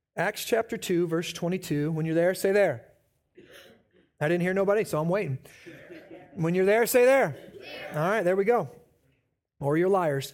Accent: Midwest, United States; moved away as an adult; also born or lived in Omaha; We were born and raised in the Quad Cities

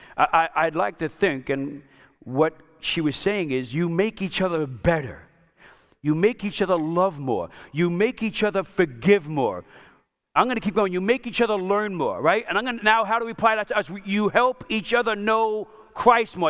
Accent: New York, United States; I'm Italian, I'm from New York

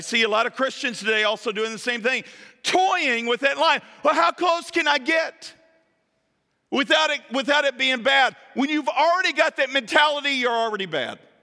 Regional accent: Kentucky, United States; I'm from Kentucky

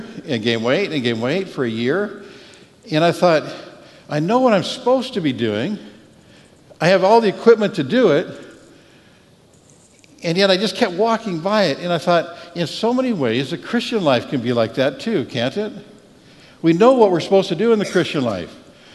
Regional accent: Canada; now in Texas, United States; I'm Canadian

